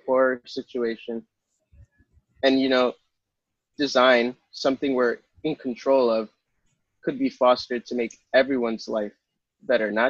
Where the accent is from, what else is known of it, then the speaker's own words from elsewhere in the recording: New York City, New York, United States; I was born in Manhattan